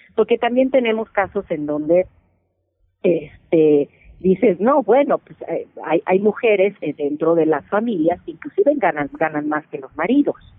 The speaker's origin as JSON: {"language": "Spanish", "country": "Mexico", "said": "mujeres mexicanas, latinas"}